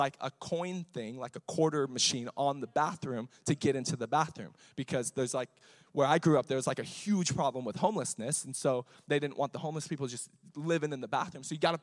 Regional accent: Riverside, California, United States; I grew up in East Riverside

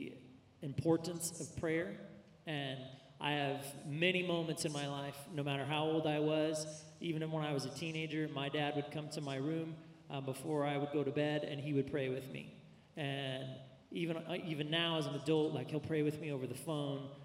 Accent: Central California, United States; I grew up mostly in Central California

